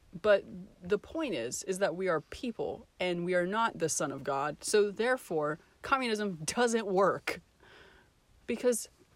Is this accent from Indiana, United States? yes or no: no; Hendersonville, North Carolina, United States; We grew up in Hendersonville.